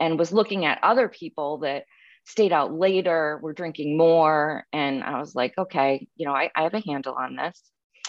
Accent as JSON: {"language": "English", "region": "Massachusetts", "country": "United States", "tie": "born or raised there", "said": "I grew up in New England in Massachusetts"}